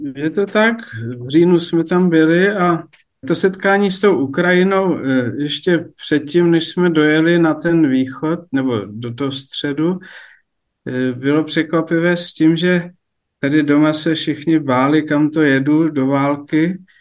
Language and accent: Czech; Sněžné, Vysočina Region, Czechia; Já jsem vyrůstal na faře na Vysočině ve Sněžném